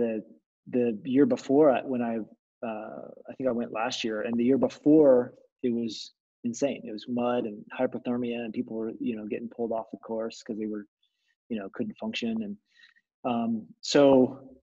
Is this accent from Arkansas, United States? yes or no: yes; Arkansas, United States; moved away as an adult; also born or lived in Southwest Missouri; I grew up in Arkansas